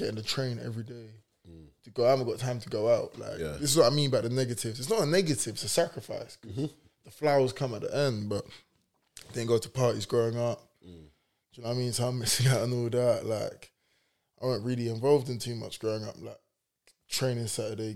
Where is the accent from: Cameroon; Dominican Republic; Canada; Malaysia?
Cameroon; we're both from Cameroon